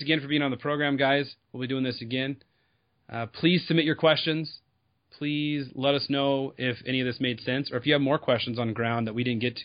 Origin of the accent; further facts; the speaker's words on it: Southern California, United States; I'm from Southern California